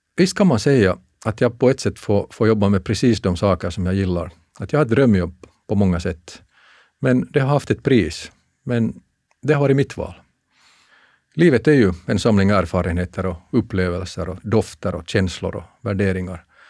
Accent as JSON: {"language": "Swedish", "country": "Finland", "moved": "as an adult", "said": "jag kommer från Finland"}